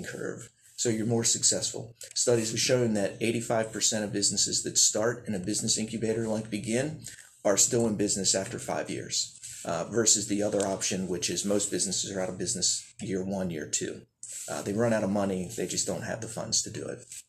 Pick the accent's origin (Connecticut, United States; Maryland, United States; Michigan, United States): Maryland, United States; Baltimore; moved away as an adult; also born or lived in Germany; now in Gaffney, United States; I grew up in Baltimore with a huge family